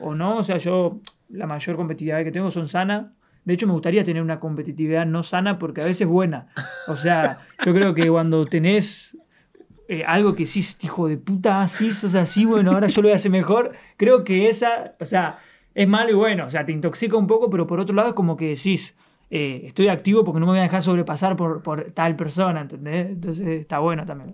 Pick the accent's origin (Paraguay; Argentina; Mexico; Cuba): Argentina; yo soy un artista argentino